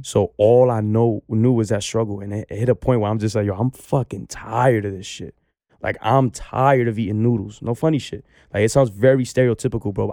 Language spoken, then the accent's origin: English; New York City, New York, United States; I come from Baychester Projects